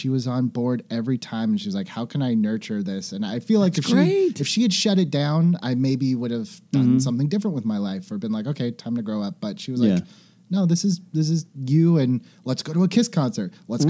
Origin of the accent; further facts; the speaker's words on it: Fresno, California, United States; Fresno, California. Fresno. Central Valley.